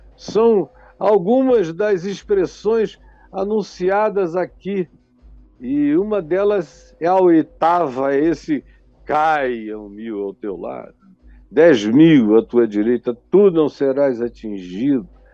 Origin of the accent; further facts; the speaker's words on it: Manaus, Amazonas, Brazil; quando eu era jovem, lá na minha cidade de Manaus